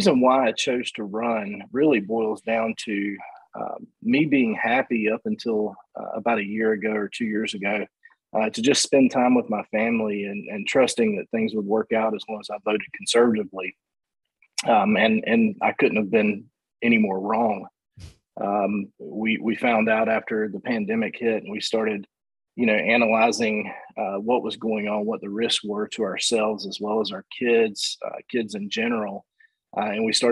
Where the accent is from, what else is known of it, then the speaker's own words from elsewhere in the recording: Stanly County, North Carolina, United States; moved away as an adult; also born or lived in Michigan; I grew up in Stanley County